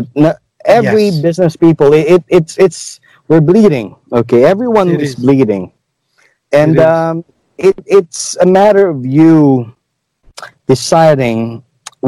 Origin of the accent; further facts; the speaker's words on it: Cadiz, Western Visayas, Philippines; moved away; Being a native of Negros, okay, I came from Cadiz City.